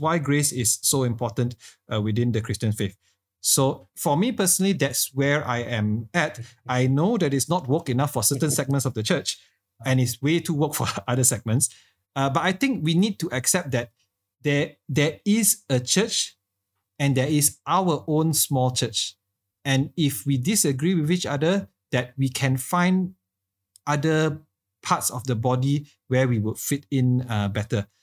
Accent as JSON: {"language": "English", "country": "Malaysia", "said": "as a Malaysian church"}